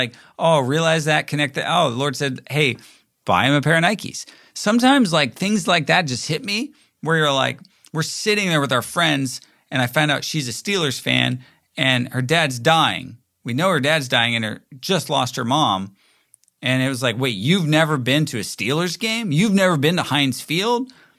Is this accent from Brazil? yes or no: no; Toronto, Ontario, Canada; But then again, growing up in Toronto, you don't actually ever think like maybe if it's the Maple Leafs